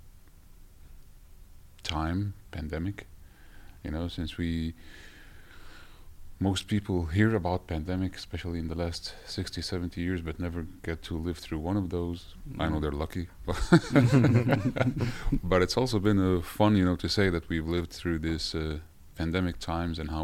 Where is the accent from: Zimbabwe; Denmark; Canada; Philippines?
Denmark; moved away as an adult; now in Norway; I'm actually from Denmark, where I studied there and worked in multiple different companies